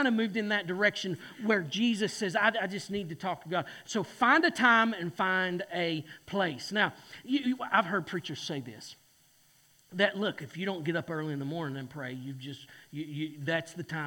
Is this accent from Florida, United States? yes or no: no; Boone, North Carolina, United States; I'm from Boone, North Carolina